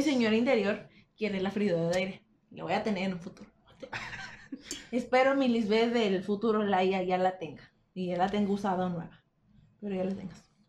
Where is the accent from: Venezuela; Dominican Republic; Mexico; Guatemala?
Mexico; Monterrey, Nuevo León; Somos de Monterrey.